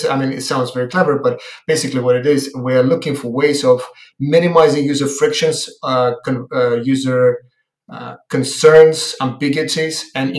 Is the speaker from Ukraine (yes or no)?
yes; Ukraine; I am from Ukraine